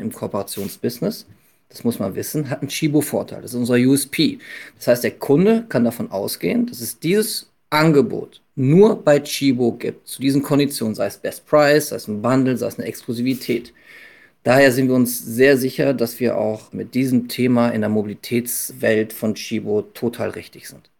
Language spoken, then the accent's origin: German; Münster, North Rhine-Westphalia, Germany; moved away as an adult; now in Hamburg, Germany; ich bin Münsteraner, bin jahrelang Hollandrad gefahren, in dem Moment, wo ich nach Hamburg gekommen bin